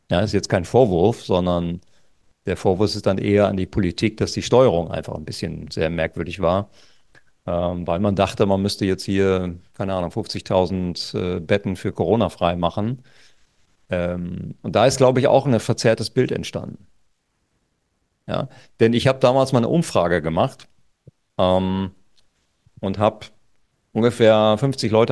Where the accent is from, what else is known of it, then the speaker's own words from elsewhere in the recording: Lower Saxony, Germany; Wir hatten zum Beispiel an der Küste, wo ich herkomme, an der Nordseeküste, da hatten wir eine Inzidenz von unter fünf.